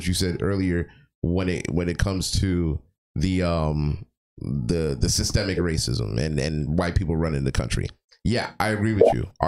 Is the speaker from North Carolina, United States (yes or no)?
no; Florida, United States; I grew up in Florida